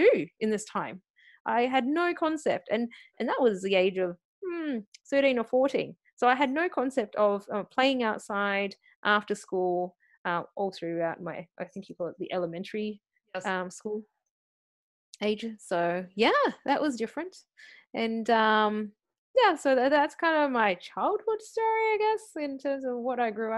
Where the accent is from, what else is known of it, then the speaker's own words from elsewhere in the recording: Australia; accent: Aussie; born and bred in Australia